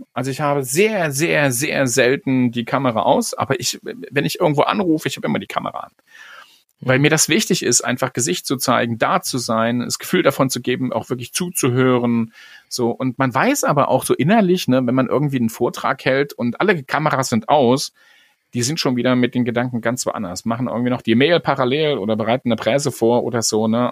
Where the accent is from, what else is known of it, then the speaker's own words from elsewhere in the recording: Magdeburg, Saxony-Anhalt, Germany; moved away; Ich bin ja in Magdeburg groß geworden